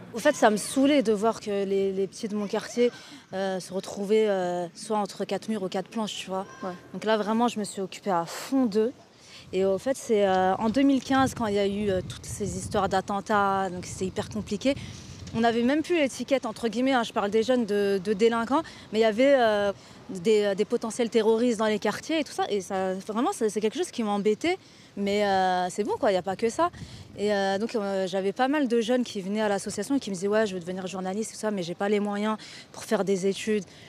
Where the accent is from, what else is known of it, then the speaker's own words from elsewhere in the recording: France; On est dans le quartier de la Muette, donc euh, c'est là où j'ai grandi